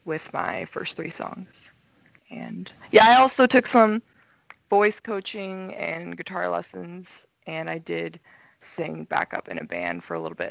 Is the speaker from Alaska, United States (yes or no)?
yes; Soldotna, Alaska, United States; moved away as an adult; also born or lived in Rexburg, Idaho / Portland, Oregon; now in Los Angeles, United States; I'm originally from Soldotna, Alaska, and I was born and raised there.